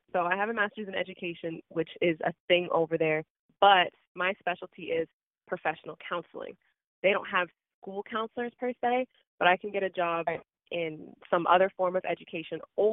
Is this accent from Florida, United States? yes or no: yes; Miami, Florida, United States; also born or lived in New York / Atlanta; I moved here when I was, like, 5. So I'm a Floridian through and through